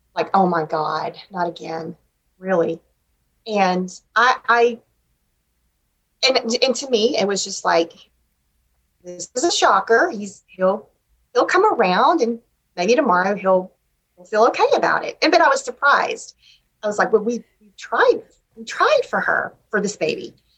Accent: Shreveport, Louisiana, United States; also born or lived in Ruston, Louisiana; I grew up in Shreveport

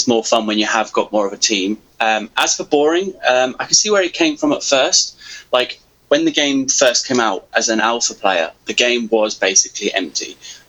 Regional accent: England, United Kingdom; also born or lived in Cyprus; now in Scotland; I was raised in England, hence the accent, but then I moved back to Scotland as soon as I could.

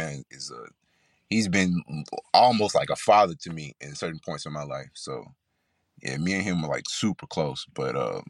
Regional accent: Clinton, Mississippi, United States; Oh, man, I'm from Mississippi. I'm from small town, Clinton, Mississippi. So if you know, you know. Shout out to Clinton.

